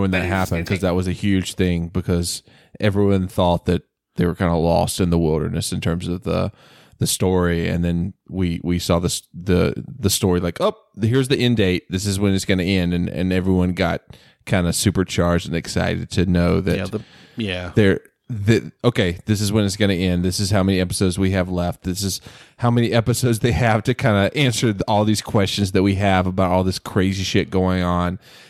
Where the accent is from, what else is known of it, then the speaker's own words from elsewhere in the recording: the South, United States; I grew up in the South. I was raised in a Southern Baptist home, but now I'm not very religious.